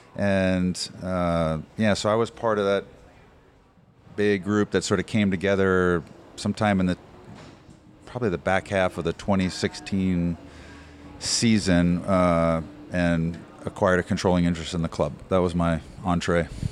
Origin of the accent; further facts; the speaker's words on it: New Jersey, United States; moved away as an adult; now in Phoenix, United States; I grew up in New Jersey.